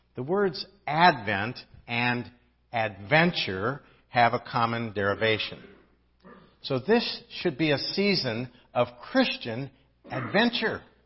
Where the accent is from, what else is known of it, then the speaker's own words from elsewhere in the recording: Midwest, United States; now in Southern California, United States; I didn't grow up in Southern California. I grew up in the Midwest where we really had four seasons.